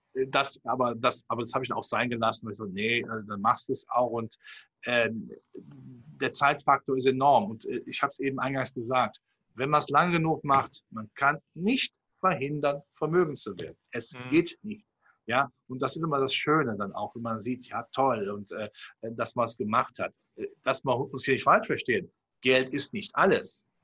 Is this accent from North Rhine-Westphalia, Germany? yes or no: yes; Cologne, North Rhine-Westphalia, Germany; wenn man auch meine Zunge anhört. Ich komme aus dem Rheinland, hier von Köln